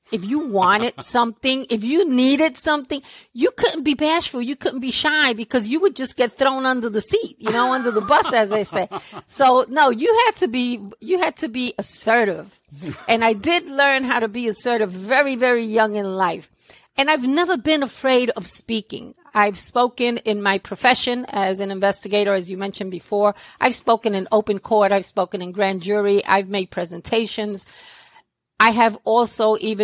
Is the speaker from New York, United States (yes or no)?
yes; New York City, New York, United States; accent: New York; I was born and raised in Brooklyn, New York. I've been here all of my life. I'm still in Brooklyn.